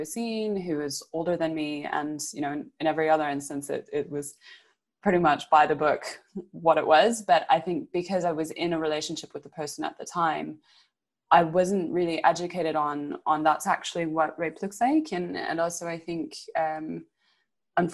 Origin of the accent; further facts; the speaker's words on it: Canada; now in United Kingdom; moving to the UK and growing up in Canada